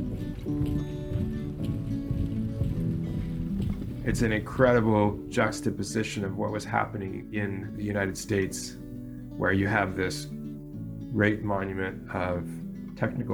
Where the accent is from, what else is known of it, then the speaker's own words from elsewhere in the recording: near Toronto, Ontario, Canada; I grew up in Canada, near the largest city in Canada, Toronto